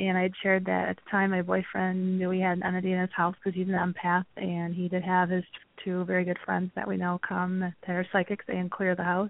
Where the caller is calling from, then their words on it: Wisconsin, United States; I'm calling from Wisconsin